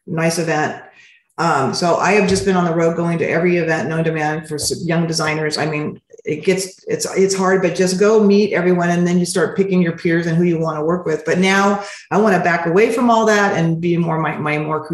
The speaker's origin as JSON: {"language": "English", "town": "Montebello", "region": "California", "country": "United States", "tie": "born or raised there", "said": "I was raised in Montebello."}